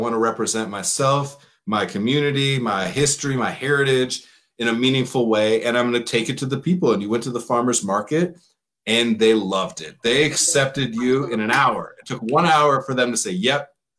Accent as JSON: {"language": "English", "region": "Southern California", "country": "United States", "said": "I'm from Southern California."}